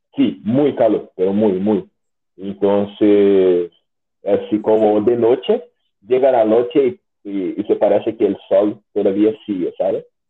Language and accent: Spanish; Brazil; first language Portuguese; Spanish is a second language; also born or lived in Concepción, Chile; yo soy brasileño